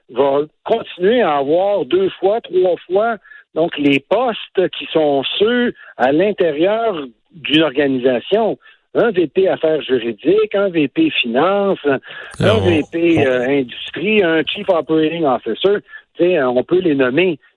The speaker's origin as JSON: {"language": "French", "region": "Quebec", "country": "Canada", "said": "je suis privilégié de Québécois"}